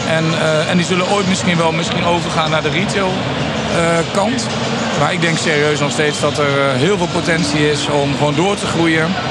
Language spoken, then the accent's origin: Dutch; Nijverdal, Overijssel, Netherlands; also born or lived in Ommen; opgegroeid in Nijverdal